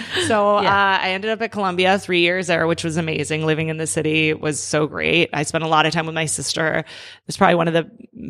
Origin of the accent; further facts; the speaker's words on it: Tijuana, Baja California, Mexico; also born or lived in San Diego, California, United States; Born in San Diego, first generation, youngest of five. At the age of 4, my parents decided to move back to Mexico.